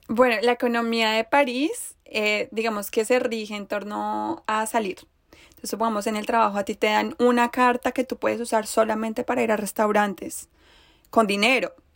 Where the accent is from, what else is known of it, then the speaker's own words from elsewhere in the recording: Bogotá, Colombia; yo vengo de Bogotá